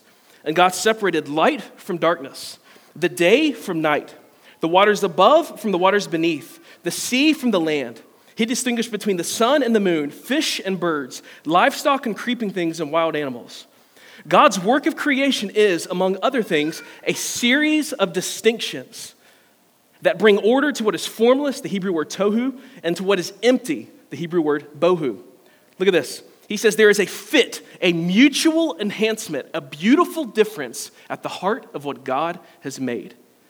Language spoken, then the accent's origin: English; Simpsonville, South Carolina, United States; Now, a few years ago, my parents were moving out of our childhood home. I grew up in Simpsonville. My parents built a house in 1991. They moved out of it in 2020.